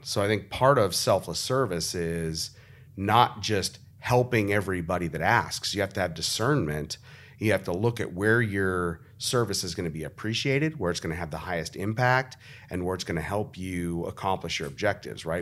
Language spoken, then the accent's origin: English; Arizona, United States; the reason I'm from Arizona is because my grandparents picked up their family and drove across the country from Nebraska to Arizona